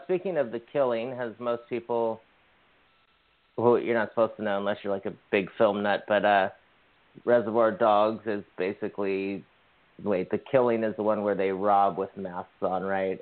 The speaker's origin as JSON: {"language": "English", "region": "Hawaii", "country": "United States", "moved": "yes", "lives_now": "California, United States", "said": "I'm from Hawaii"}